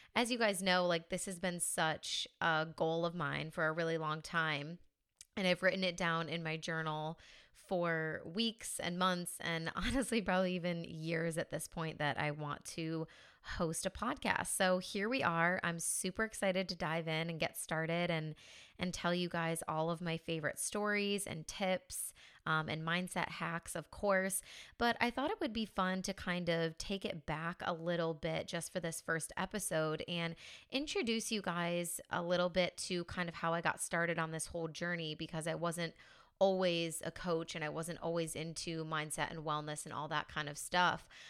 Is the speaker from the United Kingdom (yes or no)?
no; a small town in New York, United States; moved away as an adult; now in Spain; So I'm originally from the States. I'm from a small town in New York.